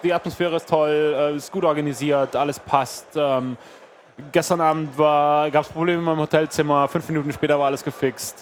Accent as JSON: {"language": "German", "region": "Berlin", "country": "Germany", "said": "ich komme aus Berlin"}